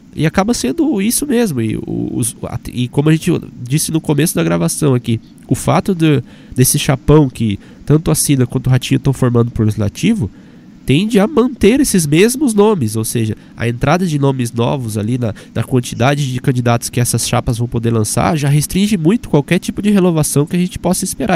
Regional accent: Apucarana, Paraná, Brazil; now in Curitiba, Brazil; lá na minha cidade, por exemplo, Apucarana

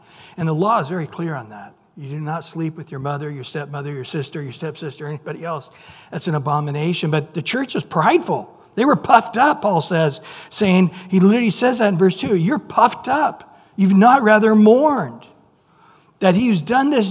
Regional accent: San Joaquin Valley, California, United States; I grew up in the San Juan Key Valley

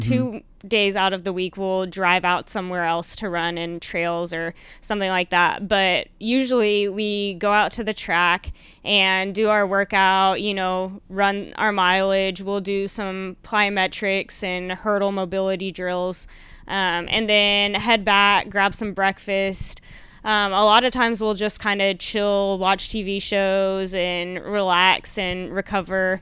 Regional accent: Plano, Texas, United States; I'm from the Dallas area.

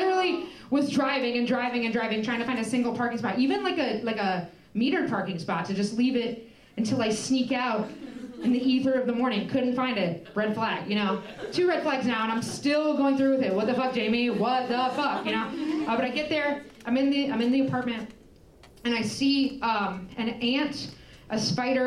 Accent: Indiana, United States; I grew up in Indiana

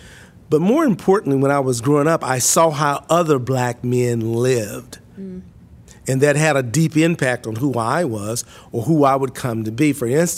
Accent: Mississippi, United States; I was born and raised in Mississippi. I was born in a house, not in a hospital.

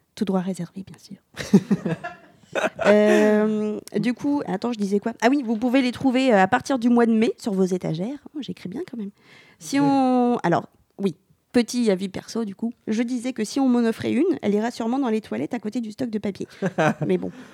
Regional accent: Normandy, France; on est normand

